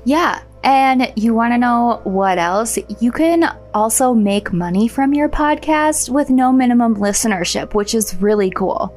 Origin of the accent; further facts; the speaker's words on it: Minnesota, United States; my home state